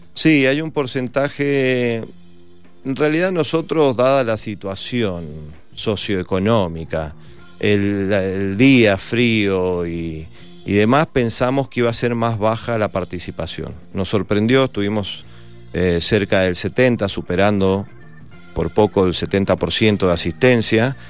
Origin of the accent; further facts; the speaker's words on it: Mendoza, Argentina; los mendocinos vamos a tener otra instancia de votación